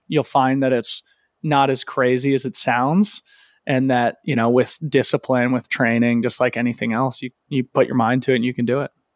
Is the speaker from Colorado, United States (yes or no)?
yes; Boulder, Colorado, United States; also born or lived in Aspen, Colorado; I grew up in Boulder